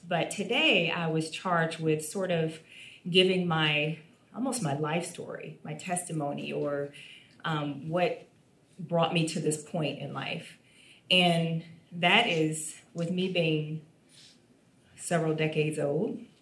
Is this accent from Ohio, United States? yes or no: yes; Toledo, Ohio, United States; I'm from Toledo, Ohio, and I'm the youngest.